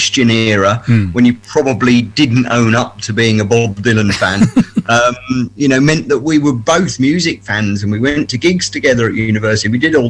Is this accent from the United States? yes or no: no; London, United Kingdom; moved away as an adult; now in Dorking, United Kingdom; I'm a Londoner, but I've moved as far out of London as Surrey.